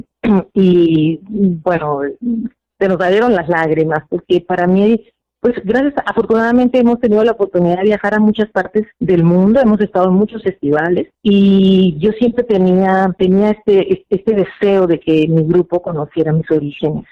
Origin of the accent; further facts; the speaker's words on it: Sinaloa, Mexico; now in Nicaragua; yo soy de, originaria de Sinaloa